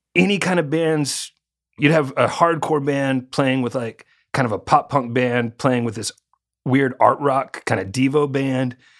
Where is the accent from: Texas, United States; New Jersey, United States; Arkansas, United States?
Arkansas, United States; I was growing up in Arkansas